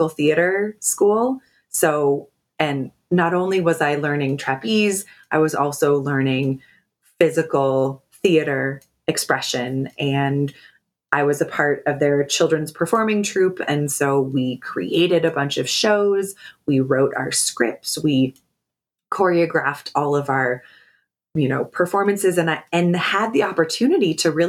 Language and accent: English; Pacific Northwest, United States; I grew up in the Pacific Northwest